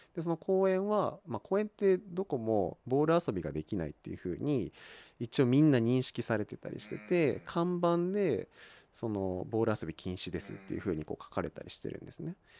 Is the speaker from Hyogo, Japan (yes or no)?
no; Kawagoe, Saitama, Japan; 僕川越生まれではないんですけれども、 まあ、ほとんど川越育ちで大体20年ぐらい